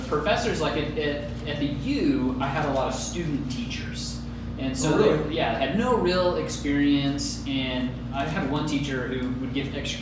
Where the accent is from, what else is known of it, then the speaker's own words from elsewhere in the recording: Taylorsville, Utah, United States; I grew up in Taylorsville, Utah.